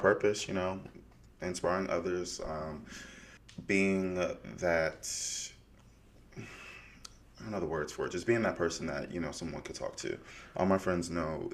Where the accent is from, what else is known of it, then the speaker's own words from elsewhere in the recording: outside Chicago, Illinois, United States; moved away; I was born and raised outside Chicago